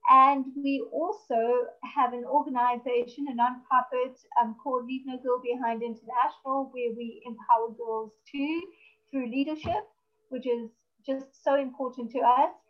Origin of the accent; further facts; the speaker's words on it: South Africa; I'm from South Africa